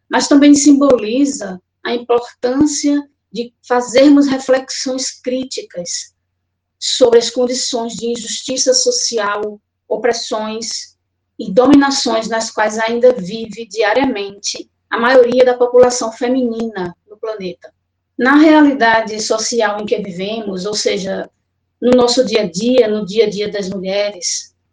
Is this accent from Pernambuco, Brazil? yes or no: yes; Olinda, Pernambuco, Brazil; now in Goiânia, Brazil; Sou de Olinda, Pernambuco, mas moro em Goiânia, Goiás.